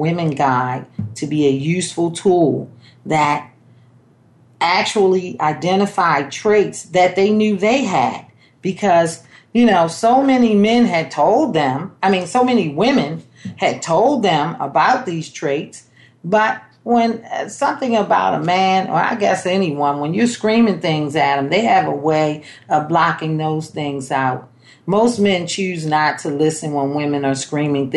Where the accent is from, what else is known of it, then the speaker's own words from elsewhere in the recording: Baltimore, Maryland, United States; I was born in Baltimore, Maryland